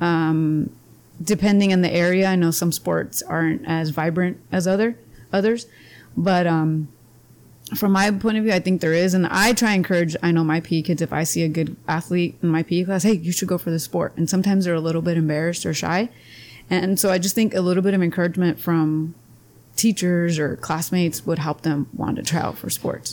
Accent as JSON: {"language": "English", "town": "Imperial", "region": "California", "country": "United States", "tie": "born or raised there", "also_born_or_lived": "Calexico, California / Spain", "said": "We moved to Imperial with my mom and my dad. And so I grew up in Imperial."}